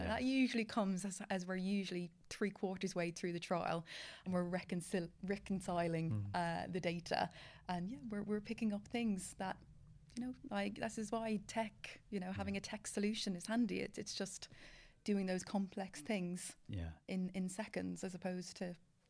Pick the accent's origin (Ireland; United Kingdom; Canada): Ireland; I am from Ireland.